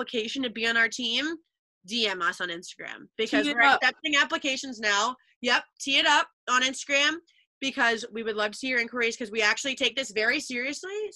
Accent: New Hampshire, United States; They do one actually in my hometown, which is called the 1883 Black Ice Hockey Championship

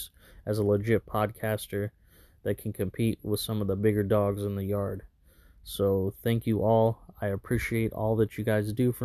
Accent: Fresno, California, United States; Burial 13 is a clothing brand based right here in Fresno, California, my hometown

